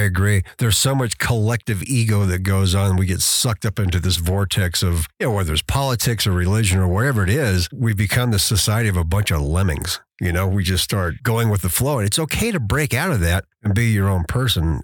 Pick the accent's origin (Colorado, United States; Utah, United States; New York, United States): Colorado, United States; Durango; now in Teller County, United States; I grew up in the San Juan area. So, you know, even then Durango was a little bit bigger town